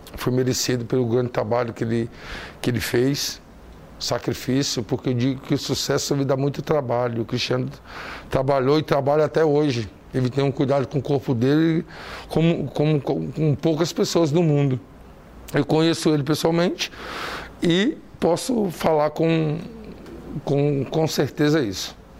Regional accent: Ceará, Brazil; sou cearense

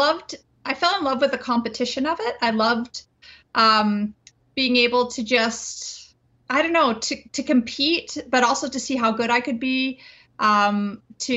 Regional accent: Winnipeg, Manitoba, Canada; I grew up in Winnipeg where, as people know, it can be quite chilly

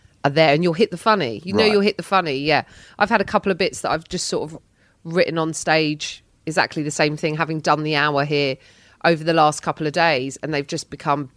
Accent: London, United Kingdom; as a Londoner

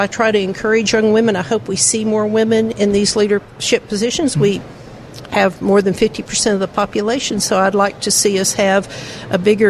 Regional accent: Texarkana, United States; we're both from Texarkana

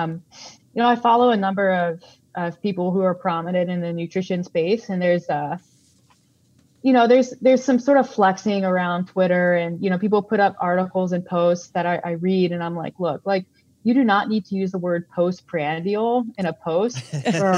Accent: Calgary, Alberta, Canada; I'm from Calgary

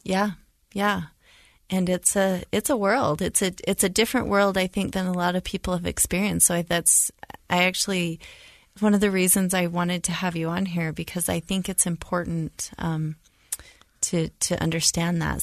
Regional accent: rural Utah, United States; growing up in, in rural Utah

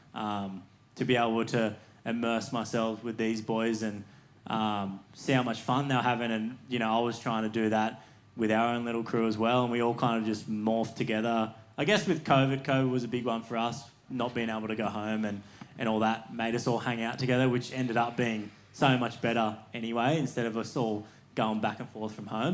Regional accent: Cronulla, New South Wales, Australia; growing up in Cronulla

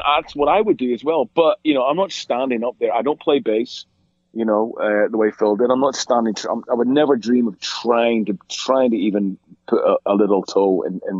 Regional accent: Ireland; I mean, it was really two bands for me, being Irish, and they were both Irish bands, you know, just because they belonged to us, you know.

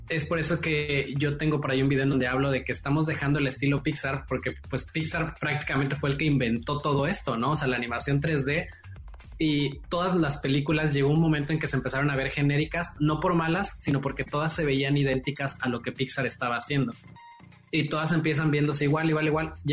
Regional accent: Mexico; pero sí somos algunos mexicanos.

